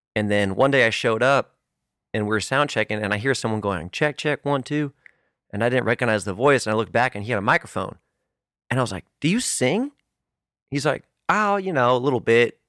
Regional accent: California, United States; moved away; green kid from California

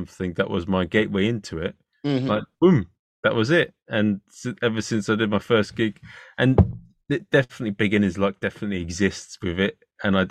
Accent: England, United Kingdom; I'm an Englishman, English, Irish, and Chinese

